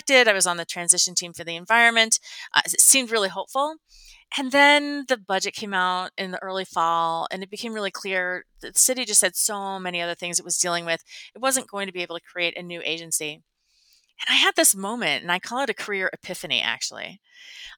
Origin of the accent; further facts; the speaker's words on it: Midwest, United States; moved away as an adult; also born or lived in Chicago; now in Denver, United States; I'm from the Midwest. I've always lived on the Great Lakes